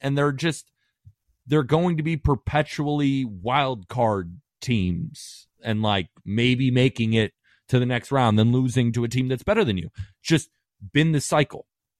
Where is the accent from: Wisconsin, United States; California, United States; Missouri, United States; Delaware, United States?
California, United States; also born or lived in Staten Island, New York; Yeah, so I was born in Staten Island, New York. My dad, big Yankee fan, right? Moved to California when I was 2 years old.